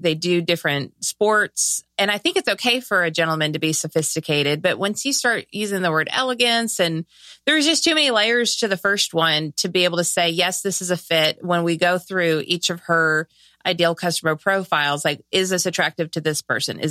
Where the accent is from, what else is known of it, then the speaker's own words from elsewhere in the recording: Southern California, United States; I'm from Southern California.